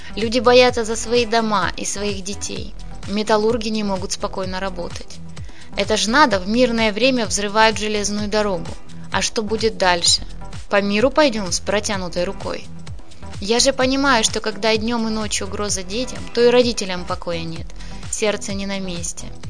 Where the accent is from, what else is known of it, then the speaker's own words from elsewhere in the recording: Zaporizhzhia, Zaporizhzhia Oblast, Ukraine; moved away as an adult; now in Mariupol, Ukraine; Я не отсюда родом, я из Запорожья. В Мариуполе живу уже 48 лет